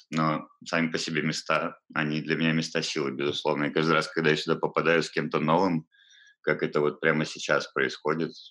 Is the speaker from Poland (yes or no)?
no; Balaklava, Crimea, Ukraine; Да, я родом отсюда. Родился в Балаклаве